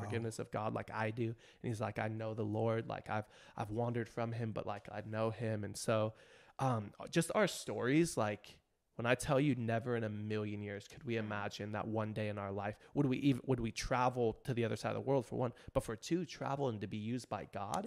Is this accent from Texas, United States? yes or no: no; Riverside, California, United States; also born or lived in near Compton, California; this youth group in my hometown, Riverside